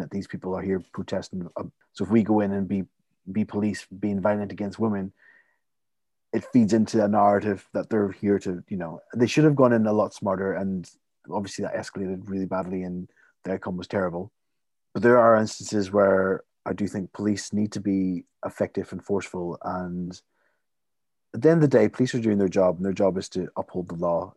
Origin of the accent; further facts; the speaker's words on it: Limavady, Northern Ireland, United Kingdom; my hometown, Lymavady